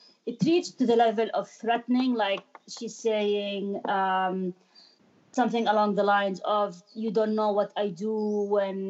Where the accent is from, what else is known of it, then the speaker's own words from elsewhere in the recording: Jordan; first language Arabic; English is a second language; moved away as an adult; also born or lived in Amman, Jordan / Kuwait / London, United Kingdom; now in Rockville, United States; growing up in Jordan, and Jordan is pretty, it's not that diverse